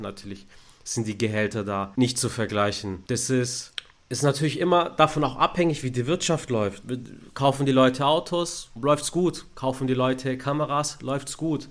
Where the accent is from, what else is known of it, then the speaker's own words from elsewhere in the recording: Stuttgart, Baden-Württemberg, Germany; ich bin in Stuttgart geboren, aufgewachsen